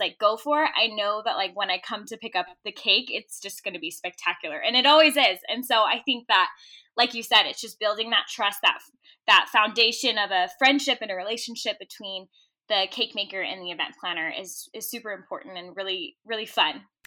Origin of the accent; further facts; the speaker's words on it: Orange County, California, United States; moved away as an adult; now in Utah, United States; I am originally from Orange County, California. I grew up, like, ten minutes from Disneyland